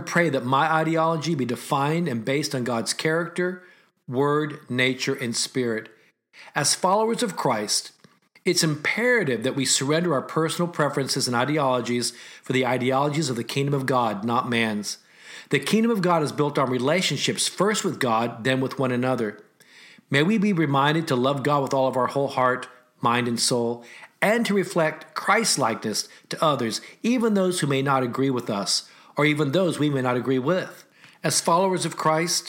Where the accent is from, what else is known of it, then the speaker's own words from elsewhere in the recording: United States; As an American with Asian descent